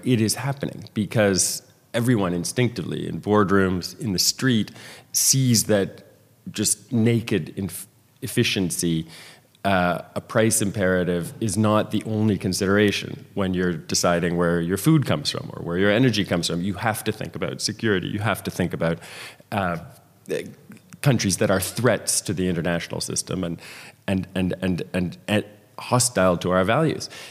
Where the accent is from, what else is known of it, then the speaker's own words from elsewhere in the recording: Canada; I, as a former Canadian immigration minister